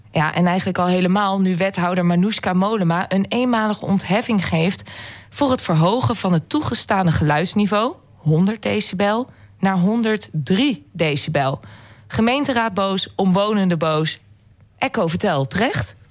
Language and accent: Dutch; Netherlands; wij Nederlanders